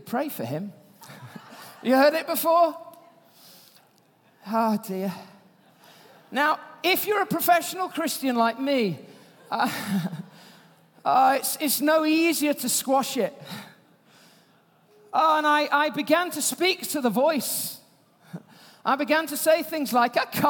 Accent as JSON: {"language": "English", "region": "Yorkshire and the Humber", "country": "United Kingdom", "said": "I'm from Yorkshire"}